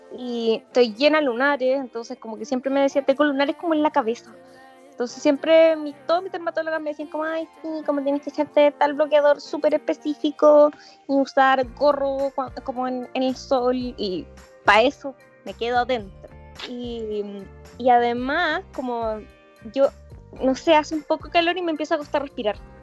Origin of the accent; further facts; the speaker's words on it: Chillán, Ñuble, Chile; yo soy de Chillán